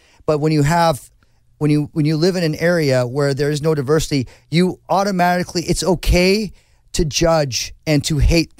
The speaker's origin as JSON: {"language": "English", "town": "Newport Beach", "region": "California", "country": "United States", "tie": "born or raised there", "said": "I grew up in Newport Beach. It's actually quite conservative. It's a beautiful place."}